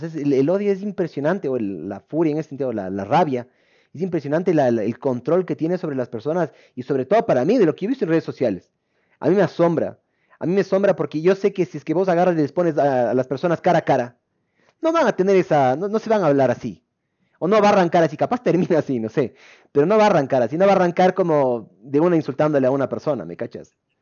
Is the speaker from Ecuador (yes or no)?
yes; Ecuador; nosotros como ecuatorianos